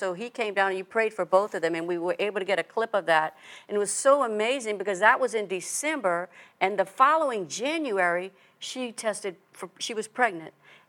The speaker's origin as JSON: {"language": "English", "region": "Louisiana", "country": "United States", "lives_now": "Texas, United States", "said": "I'm from Louisiana, but I now live in Texas."}